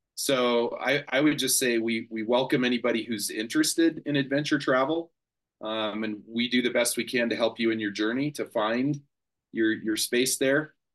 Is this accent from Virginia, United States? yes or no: no; Colorado, United States; I'm from Colorado. So I I have great mountains